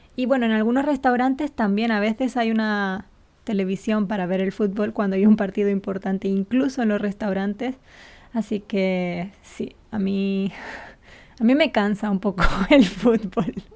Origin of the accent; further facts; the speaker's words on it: Gran Canaria, Canary Islands, Spain; la Unión Deportiva de Las Palmas es el equipo de mi isla